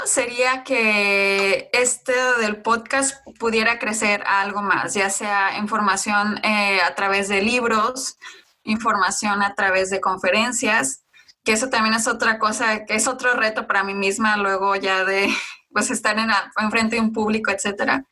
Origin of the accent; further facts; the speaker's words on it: Mexico; mi parte de, de nacimiento, o sea, de dónde soy yo, o mexicana